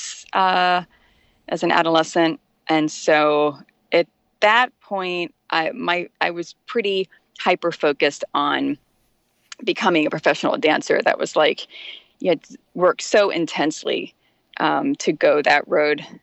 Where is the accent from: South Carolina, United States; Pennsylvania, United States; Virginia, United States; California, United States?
Virginia, United States; Richmond; also born or lived in Kalamazoo, Michigan; now in Washington, D.C., United States; I grew up in Richmond, Virginia, or I should say on the outskirts of Richmond